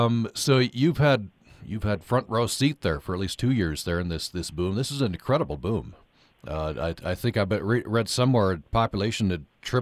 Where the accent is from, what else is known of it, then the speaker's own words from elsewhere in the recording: Vernal, Utah, United States; moved away; I grew up in Vernal